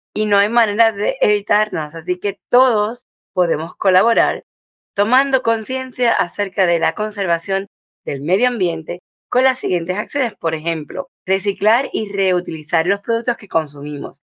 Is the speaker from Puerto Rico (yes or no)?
yes; Puerto Rico; moved away; en mi país cuando vivía en Puerto Rico